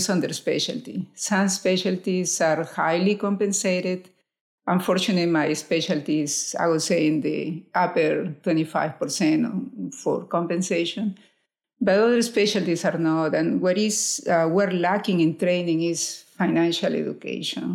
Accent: Lima, Peru; moved away as an adult; now in United States; I'm from Lima, Peru

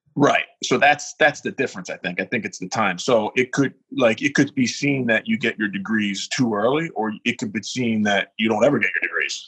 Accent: Philadelphia, Pennsylvania, United States; I grew up in South Philly

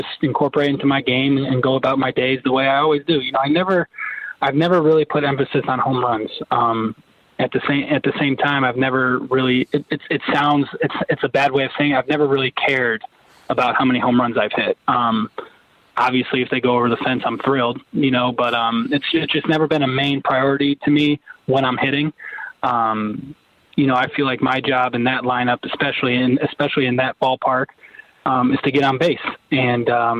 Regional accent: Niagara Falls, New York, United States; also born or lived in Buffalo, New York; I was born in Buffalo, grew up in Niagara Falls, New York

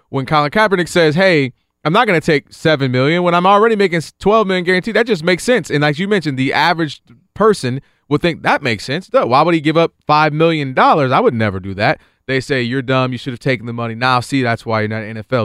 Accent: Detroit, Michigan, United States; coming from the Detroit area.

